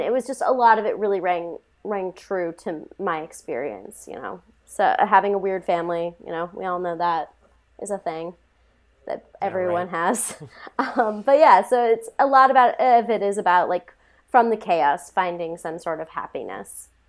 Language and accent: English; Montana, United States; I am from Montana